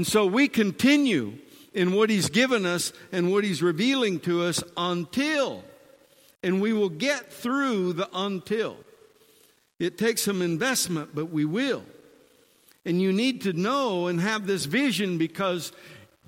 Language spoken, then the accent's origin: English; Michigan, United States; moved away; also born or lived in Arizona; I was born in the Midwest of America in Michigan